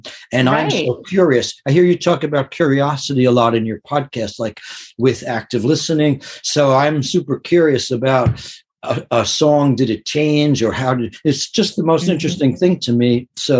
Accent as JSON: {"language": "English", "region": "New York City area", "country": "United States", "tie": "born or raised there", "said": "growing up in the New York City area, you see some amazing things"}